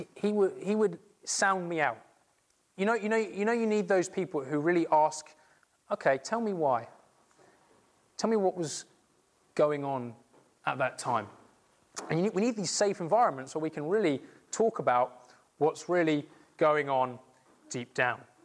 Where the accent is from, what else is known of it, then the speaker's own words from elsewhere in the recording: England, United Kingdom; being English